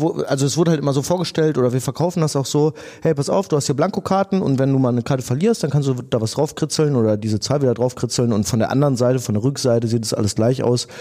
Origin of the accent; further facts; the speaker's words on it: Dinslaken, North Rhine-Westphalia, Germany; wir sind alle in Dienstlagen aufgewachsen